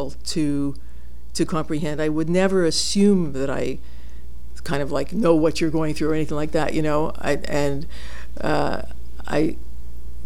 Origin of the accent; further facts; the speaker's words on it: Montreal, Quebec, Canada; also born or lived in Vancouver; now in Toronto, Canada; I grew up in Montreal